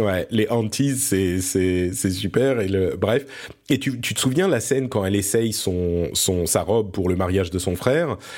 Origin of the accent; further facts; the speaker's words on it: France; also born or lived in Lebanon; je suis né au Liban. et du coup, on a immigré en France quand j'étais tout petit